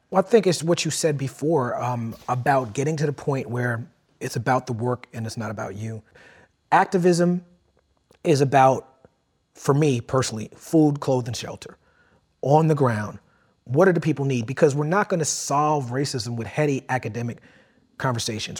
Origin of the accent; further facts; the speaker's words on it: New York City, New York, United States; I grew up in Brooklyn.